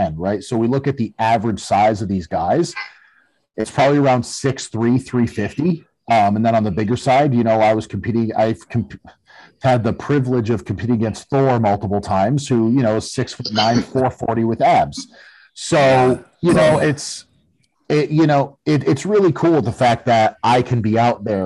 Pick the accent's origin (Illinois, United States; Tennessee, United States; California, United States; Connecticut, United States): Connecticut, United States; we're both from Connecticut